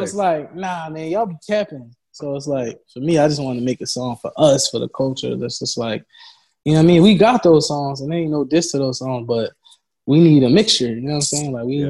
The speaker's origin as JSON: {"language": "English", "town": "Philadelphia", "region": "Pennsylvania", "country": "United States", "tie": "born or raised there", "said": "at my school"}